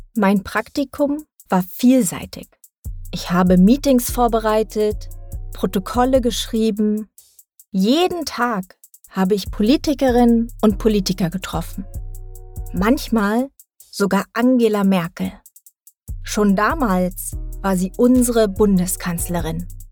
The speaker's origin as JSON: {"language": "German", "region": "Thuringia", "country": "Germany", "tie": "born or raised there", "moved": "as an adult", "lives_now": "Berlin, Germany", "said": "Ich bin in Thüringen geboren und aufgewachsen."}